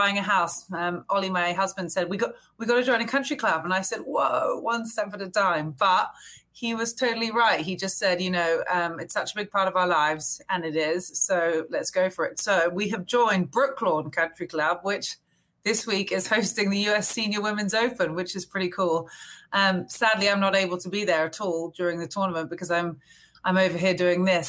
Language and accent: English; England, United Kingdom; now in Fairfield, United States; my husband and I are both English, so we live in New England now. It feels a little bit more familiar, I suppose, to the way we grew up at home